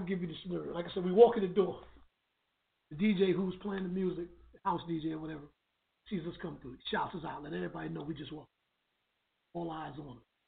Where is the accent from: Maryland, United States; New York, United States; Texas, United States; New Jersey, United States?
New York, United States; New York City